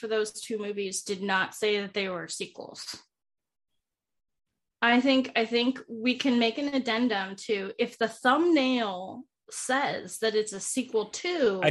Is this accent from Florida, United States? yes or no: no; Alaska, United States; Because I'm from Alaska. Actually, I am in Alaska.